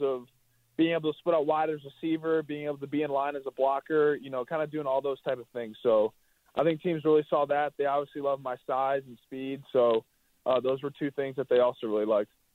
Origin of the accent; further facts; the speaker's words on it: Chicago, Illinois, United States; growing up in Chicago, uh, grew up a Bears fan